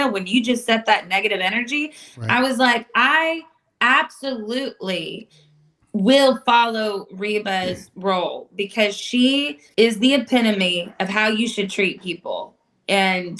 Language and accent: English; Williamsport, Pennsylvania, United States; now in Nashville, United States; I'm originally from Williamsport, Pennsylvania